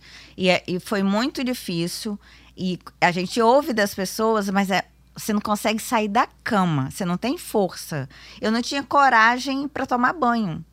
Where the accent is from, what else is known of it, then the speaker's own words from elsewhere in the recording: Vitória, Espírito Santo, Brazil; sou daqui mesmo, de Vitória.